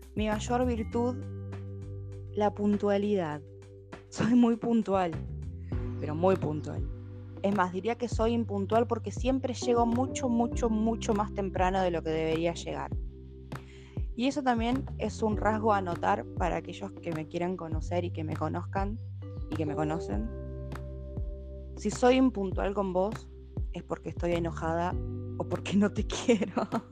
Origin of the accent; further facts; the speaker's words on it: Santo Tomé, Argentina; Soy de Santo Tomé, nacida acá en Santo Tomé y vivo en Santo Tomé.